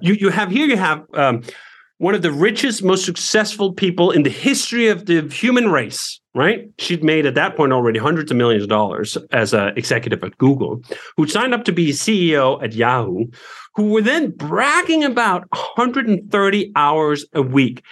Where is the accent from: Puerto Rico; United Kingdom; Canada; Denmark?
Denmark; moved away as an adult; now in United States; growing up in Denmark